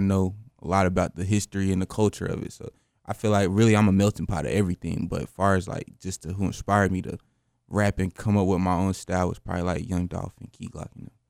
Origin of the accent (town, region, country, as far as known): Greensboro, North Carolina, United States; born or raised there